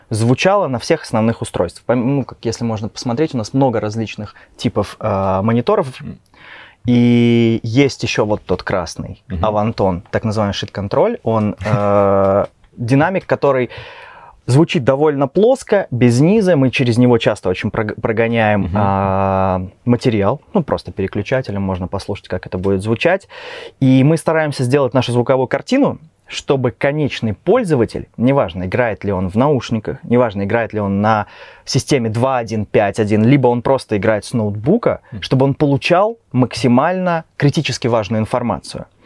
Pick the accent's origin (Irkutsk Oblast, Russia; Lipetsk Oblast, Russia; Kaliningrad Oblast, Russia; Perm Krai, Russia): Kaliningrad Oblast, Russia; Kaliningrad; moved away as an adult; now in Minsk, Belarus